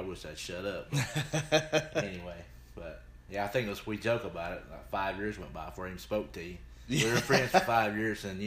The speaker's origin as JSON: {"language": "English", "town": "Dalton", "region": "Georgia", "country": "United States", "tie": "born or raised there", "said": "I grew up in Dalton"}